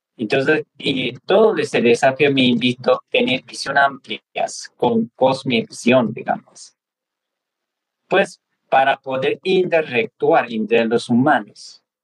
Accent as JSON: {"language": "Spanish", "country": "Nepal", "tie": "born or raised there", "moved": "yes", "said": "a mí me tocó nacer en Nepal, en la Himalaya, cerca de Mount Everest. Y bueno, pues eh, yo puedo decir que soy nepalés tibetano"}